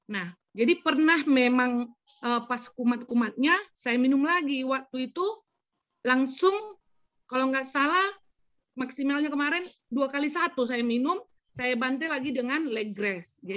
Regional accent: North Sumatra, Indonesia; Jadi kalau di istilah kami orang Batak memang penyakit anyang-anyangan ini beda lagi apanya.

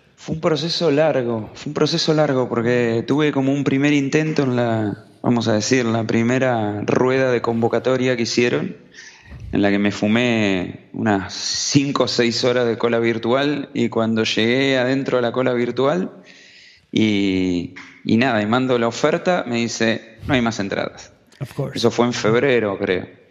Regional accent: Argentina; venimos de Argentina

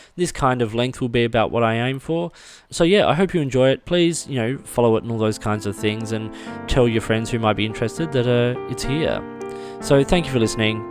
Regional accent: Australia; as an Australian, as a left-handed Australian

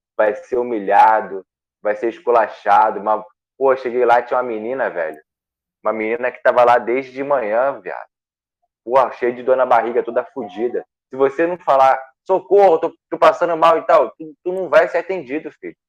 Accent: Rio de Janeiro, Brazil; accent: carioca; moved away as an adult; now in São Paulo, Brazil; tudo meu período aqui é carioca

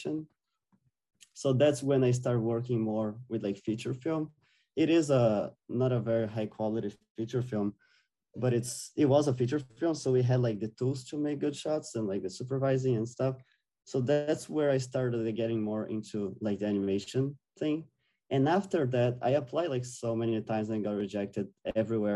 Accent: Brazil; moved away as an adult; I'm from Brazil, South America as well

